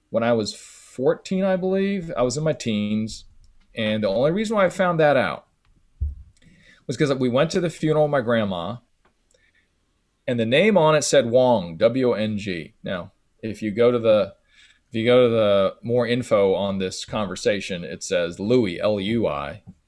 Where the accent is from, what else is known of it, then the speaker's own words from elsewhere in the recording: San Francisco, California, United States; Growing up in San Francisco, going to a, a high school, elementary school, a middle school